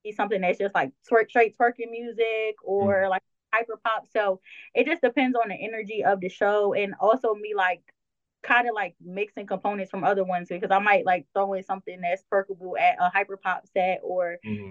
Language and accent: English; Delaware, United States; I'm from Delaware, so mine was Power 99